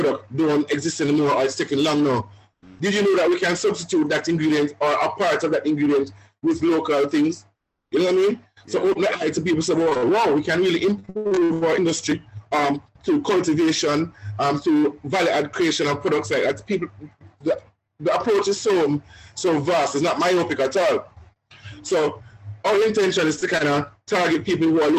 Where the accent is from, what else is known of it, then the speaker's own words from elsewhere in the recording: Jamaica; now in Canada; we're Jamaican